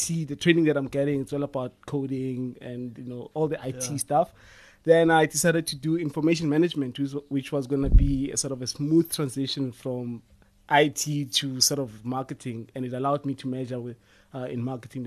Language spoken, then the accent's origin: English; Limpopo, South Africa; I'm from Limpopo